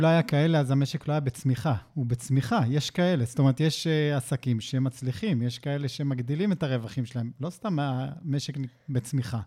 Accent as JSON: {"language": "Hebrew", "country": "Israel", "said": "אין לנו סבלנות כישראלים"}